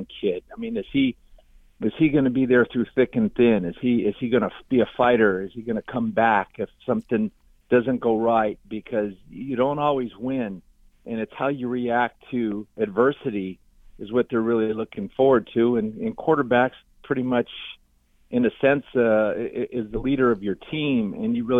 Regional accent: California, United States; I never grew up and was raised there. I grew up in California

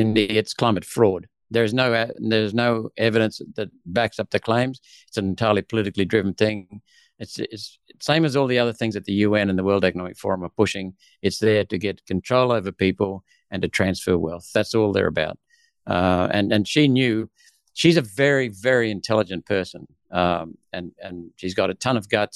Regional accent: Australia; also born or lived in India / Hunter Valley, New South Wales / Newcastle, New South Wales / central Queensland; I was born in India in 1955. My mother was Australian. My father was Welsh. We came to Australia when I was 7 so that we could get a better education.

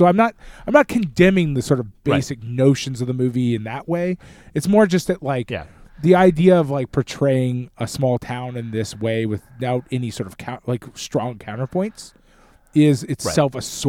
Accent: United States; But like, to me, like, and again, we're American, so it's a little bit different

